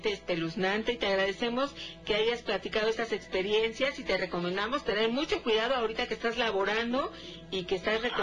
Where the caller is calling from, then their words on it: Cuernavaca, Morelos, Mexico; Hola, buenas noches, Gina y Nacho … de Cuernavaca.